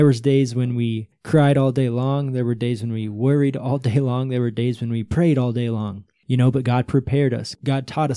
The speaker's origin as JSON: {"language": "English", "country": "United States", "moved": "as an adult", "lives_now": "Brazil", "said": "I'm American, right? I speak English"}